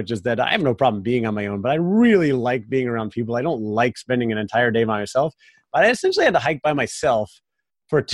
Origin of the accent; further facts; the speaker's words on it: Florida, United States; I said, Florida. Like, we're both from sea level